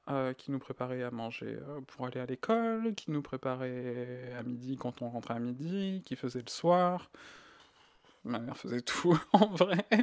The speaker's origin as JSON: {"language": "French", "country": "Greece", "tie": "born there", "said": "Euh, moi, je suis né en Grèce."}